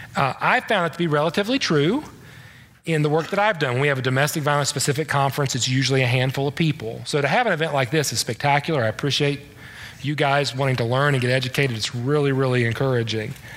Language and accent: English; the East, East Coast, United States; I'm from the East